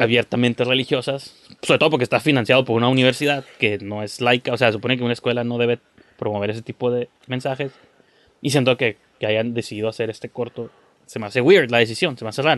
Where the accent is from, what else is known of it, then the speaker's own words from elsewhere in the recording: Tijuana, Baja California, Mexico; somos de Tijuana